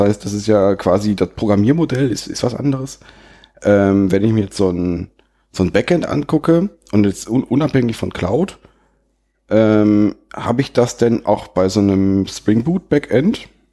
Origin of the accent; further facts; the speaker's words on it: Sauerland, North Rhine-Westphalia, Germany; mich als Sauerländer